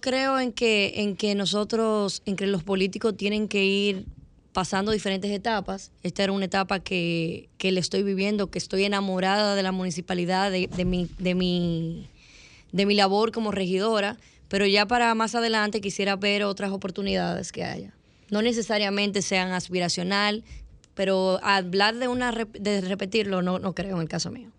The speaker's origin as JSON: {"language": "Spanish", "town": "Santo Domingo", "region": "Distrito Nacional", "country": "Dominican Republic", "tie": "born or raised there", "said": "yo tengo 33 años, nací en el Evaristo Morales"}